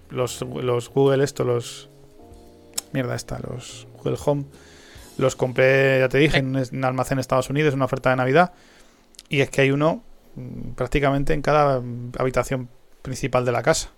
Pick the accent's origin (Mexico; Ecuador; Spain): Spain; also born or lived in Madrid; Que somos españoles